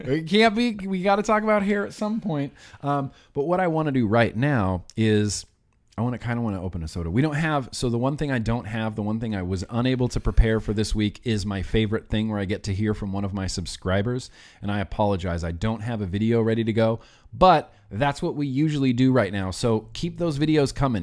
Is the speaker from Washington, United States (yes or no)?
no; California, United States; I grew up in California, too